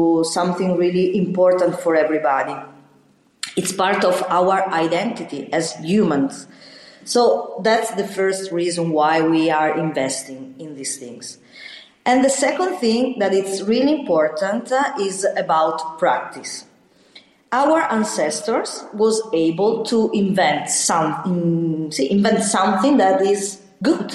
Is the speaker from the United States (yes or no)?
no; Valtaleggio, Lombardy, Italy; we are investing in Taleggio because I was born in Valtaleggio